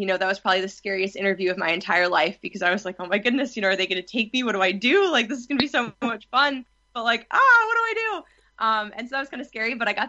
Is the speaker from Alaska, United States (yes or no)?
no; New Jersey, United States; I'm from New Jersey